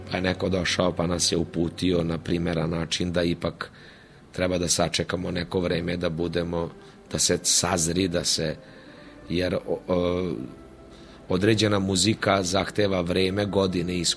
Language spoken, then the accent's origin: Croatian; Vojvodina, Serbia; jako puno bendova tamburaških danas postoje u Slavoniji, pa i kod nas u Vojvodini nešto manje